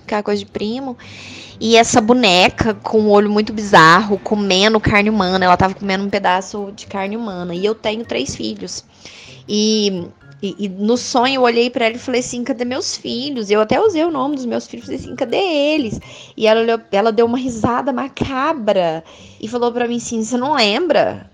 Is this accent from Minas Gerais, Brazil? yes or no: yes; Uberlândia, Minas Gerais, Brazil; eu sou de Uberlândia